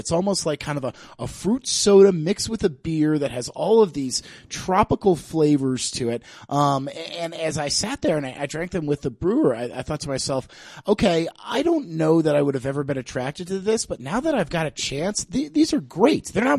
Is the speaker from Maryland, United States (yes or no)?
yes; Annapolis, Maryland, United States; No, I'm originally from Annapolis, Maryland. Okay. I grew up there